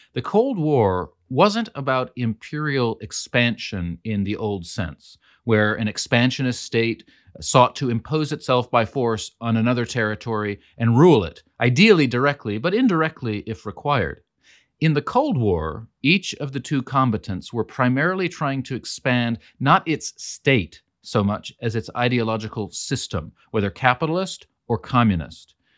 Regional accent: California, United States; also born or lived in northern Greece; I'm also from California, an American

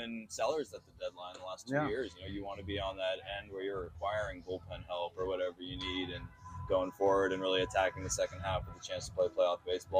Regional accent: Oakland, California, United States; Yeah, I went to a lot of A's games.

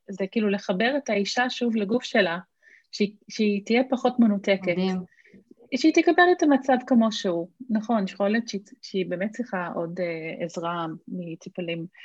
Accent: Australia; now in Israel; אני, כאילו, מכיוון שגדלתי באוסטרליה וכאילו זה התרבות שלי, הייתי ממש בשוק

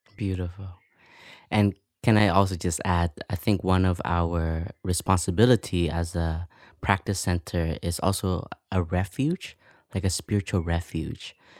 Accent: Canada; moved away; I grew up in Canada

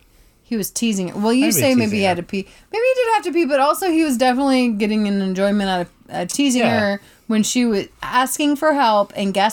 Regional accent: the South, United States; Now, I'm from the South, and I have been to many a backwood

